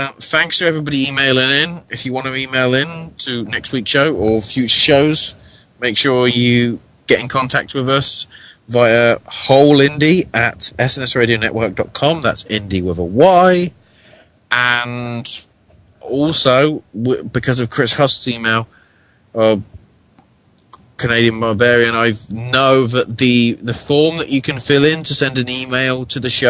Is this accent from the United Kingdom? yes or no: yes; United Kingdom; now in United States; I'm British